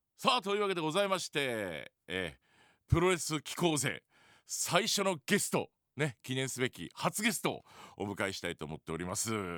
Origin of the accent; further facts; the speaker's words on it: Ibaraki, Japan; 茨城私の地元でございまして